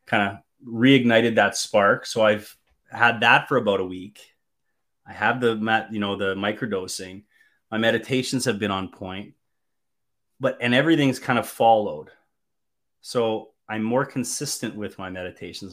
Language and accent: English; Canada; as a Canadian boy